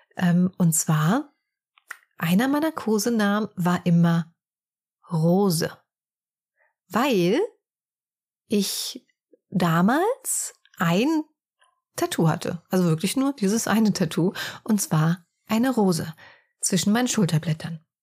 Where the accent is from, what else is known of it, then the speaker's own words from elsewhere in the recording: near Frankfurt, Hesse, Germany; wir kommen ja eher so aus dem Hessischen, näher Frankfurt.